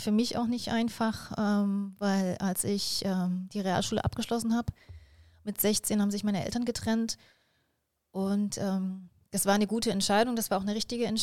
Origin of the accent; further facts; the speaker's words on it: Jena, Thuringia, Germany; born there; also born or lived in Delitzsch; ich bin in, in, äh, in Jena geboren, also in Thüringen, wo man ja schon auch einen, einen guten Dialekt sprechen